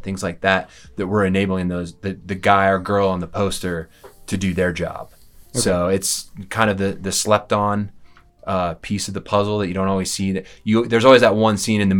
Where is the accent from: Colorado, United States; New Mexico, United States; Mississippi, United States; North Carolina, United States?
Colorado, United States; also born or lived in Denver, Colorado; I am a born and raised in Colorado